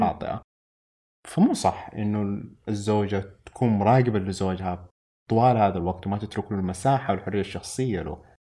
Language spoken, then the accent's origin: Arabic; Saudi Arabia; عندنا في السعودية